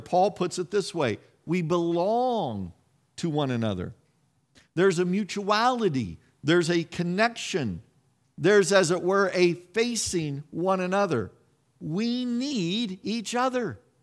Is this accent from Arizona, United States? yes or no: no; Kansas, United States; moved away; I grew up around farmers in Kansas.